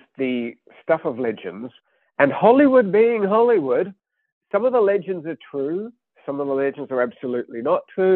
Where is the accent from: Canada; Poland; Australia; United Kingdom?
Australia; I grew up in Australia. My childhood was the 1970s